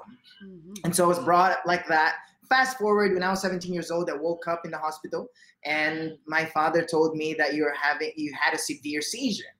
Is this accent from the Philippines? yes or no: yes; Philippines; was born in the Philippines, born and raised here